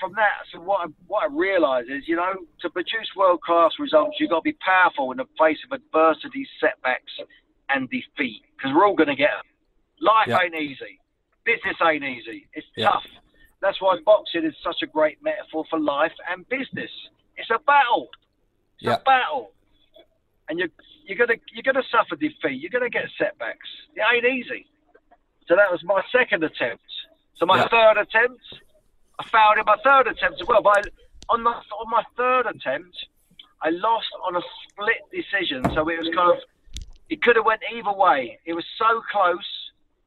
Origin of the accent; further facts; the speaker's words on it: Luton, East of England, United Kingdom; I'm a kid from Luton